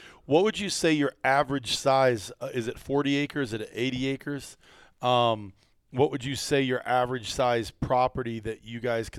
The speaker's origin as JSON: {"language": "English", "region": "Iowa", "country": "United States", "tie": "born or raised there", "also_born_or_lived": "Wisconsin", "moved": "yes", "said": "I grew up in Iowa, obviously, and then Wisconsin."}